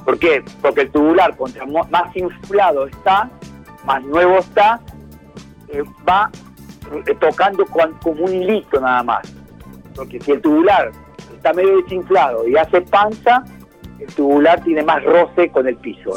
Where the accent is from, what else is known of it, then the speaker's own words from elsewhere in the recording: Argentina; a mí me escuchan hablar español y bien argentino. No soy francés, ni italiano, ni suizo